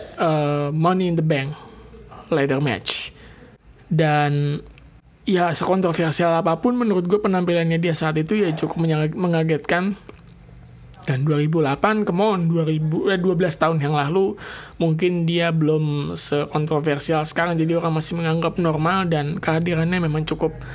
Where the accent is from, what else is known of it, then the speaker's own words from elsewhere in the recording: Indonesia; gue dari Cibubur